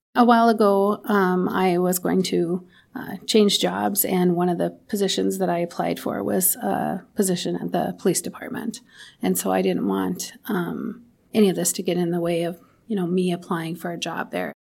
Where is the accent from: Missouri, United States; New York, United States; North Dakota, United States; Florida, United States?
North Dakota, United States; Williston; I grew up in Williston. My entire life I've lived, lived here